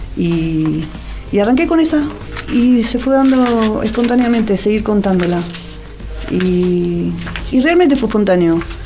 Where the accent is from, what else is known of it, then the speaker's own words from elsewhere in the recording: Wilde, Buenos Aires Province, Argentina; yo nací en Wilde, que es Avellaneda